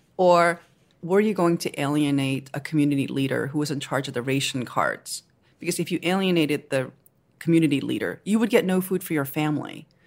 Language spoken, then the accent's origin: English; Seoul, South Korea; also born or lived in Japan; now in United States; I was born in Seoul